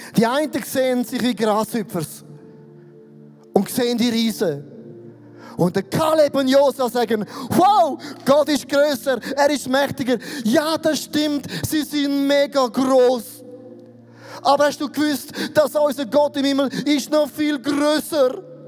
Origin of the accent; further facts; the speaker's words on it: Switzerland; ich bin ein Schweizer